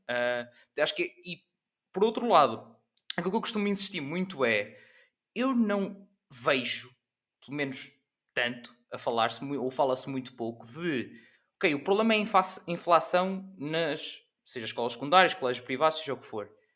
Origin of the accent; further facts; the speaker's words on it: Portugal; enquanto Tugas, somos especialistas